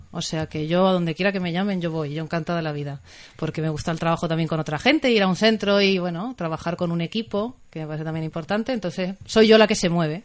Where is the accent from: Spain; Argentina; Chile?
Spain; Tenerife, Canary Islands; moved away as an adult; now in Asturias, Spain; Yo soy de Tenerife, de un lugar cálido